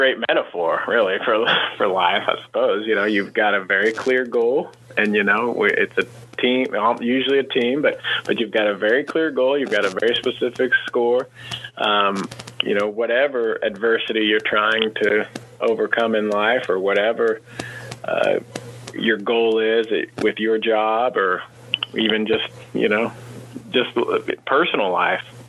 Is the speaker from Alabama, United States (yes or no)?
no; Kansas, United States; I grew up in Kansas and went to college at Kansas State